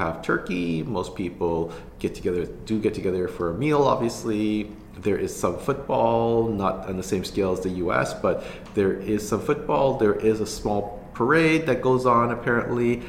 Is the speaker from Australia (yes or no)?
no; Canada